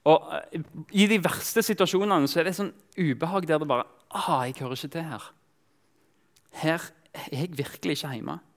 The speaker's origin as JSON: {"language": "Norwegian", "country": "Kenya", "tie": "born or raised there", "also_born_or_lived": "Tanzania", "said": "jeg vokste opp som misjonærbarn i Kenya og, og, Tanzania. Av og til så, så følte jeg meg fremmed fordi Egentlig bare pga. hudfarge. Jeg snakka språket"}